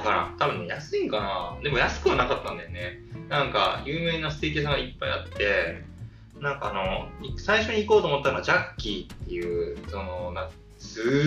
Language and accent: Japanese; Kyushu, Japan; 僕は九州出身なんで